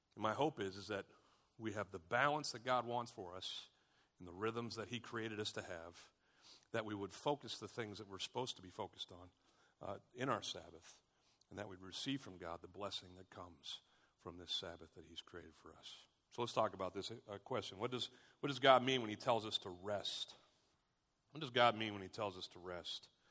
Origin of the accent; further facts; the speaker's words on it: United States; We as Americans